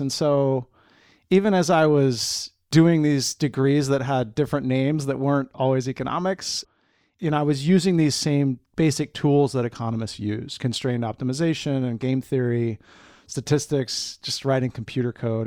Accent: Eugene, Oregon, United States; moved away; I grew up on the West Coast, specifically in Eugene, Oregon, the track capital of the world, and I'm a proud Eugenian.

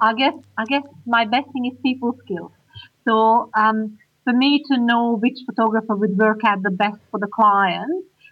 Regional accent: Hungary; English is a second language; now in Australia; I'm Hungarian.

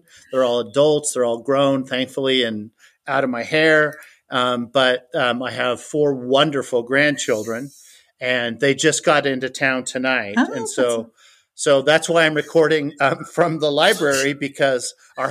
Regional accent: Fort Bragg, California, United States; moved away as an adult; now in Cowley, United States; So I grew up on the Redwood Coast of California in the pretty part of Northern California, almost to Oregon, south of Eureka in a town called Fort Bragg.

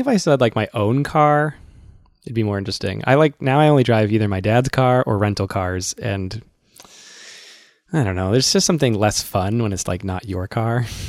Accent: Massachusetts, United States; I'm from Massachusetts

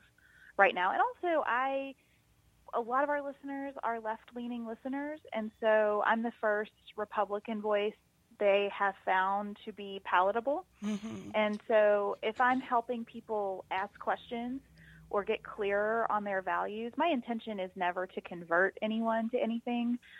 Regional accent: Western Kentucky, United States; we're both from Western Kentucky, different parts of it

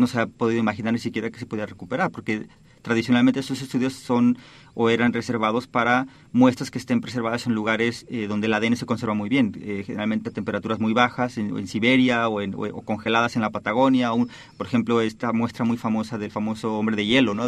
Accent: Oaxaca, Mexico; moved away as an adult; also born or lived in Barcelona, Spain / New York, United States; now in Stanford, United States; de Oaxaca de donde yo nací

